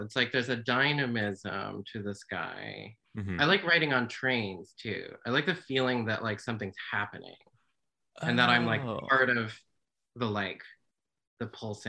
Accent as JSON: {"language": "English", "region": "North Carolina", "country": "United States", "said": "I'm from North Carolina"}